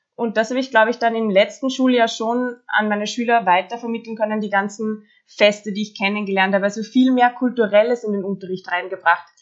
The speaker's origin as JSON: {"language": "German", "country": "Austria", "said": "ich bin aus Österreich"}